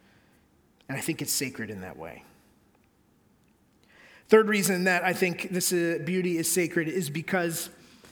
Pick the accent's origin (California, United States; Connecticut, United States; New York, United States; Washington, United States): Connecticut, United States; where I grew up in Connecticut